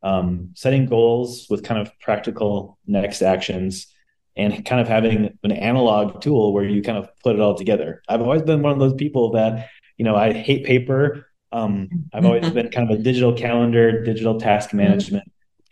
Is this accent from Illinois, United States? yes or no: no; Waukesha, Wisconsin, United States; now in Minneapolis, United States; I'm from the Minneapolis, St. Paul area. Lived here for the last 20 years. Came from Waukesha, Wisconsin.